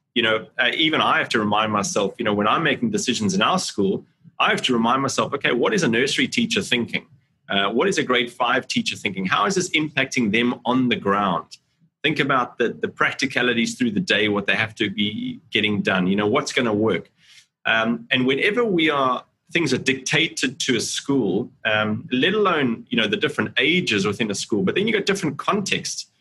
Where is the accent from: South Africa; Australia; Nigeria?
South Africa; Cape Town, Western Cape; moved away as an adult; now in Singapore; I'm from Cape Town, South Africa originally, um, and that's where I grew up